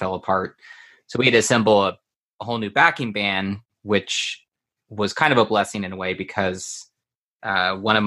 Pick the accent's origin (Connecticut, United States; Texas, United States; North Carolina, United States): Texas, United States; Houston; growing up outside of Houston, and we were on like the outskirts